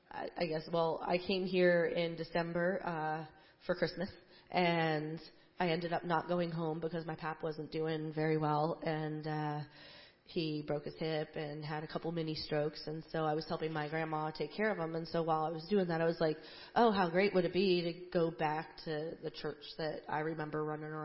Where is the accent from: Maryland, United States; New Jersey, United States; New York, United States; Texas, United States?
New Jersey, United States; Um, well, I grew up in New Jersey, and every single summer I would come back to Pennsylvania to stay with my grandparents